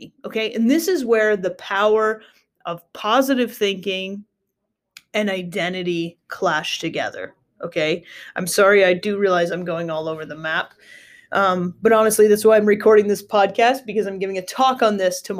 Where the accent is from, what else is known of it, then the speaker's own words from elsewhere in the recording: United States; I grew up in the States